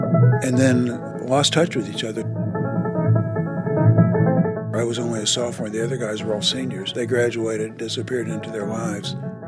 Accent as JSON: {"language": "English", "town": "Charleston", "region": "West Virginia", "country": "United States", "tie": "born or raised there", "said": "I grew up in Charleston, West Virginia. I was a sophomore at WVU"}